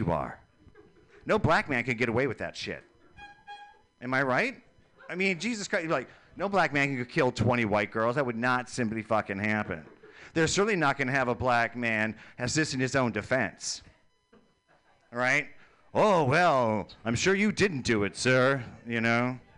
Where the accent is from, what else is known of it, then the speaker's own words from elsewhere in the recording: Fargo, North Dakota, United States; Oh, well, you know, I came from Fargo.